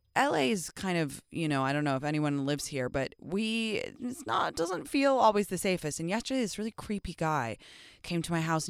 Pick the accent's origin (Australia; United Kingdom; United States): United Kingdom; England; I'm from England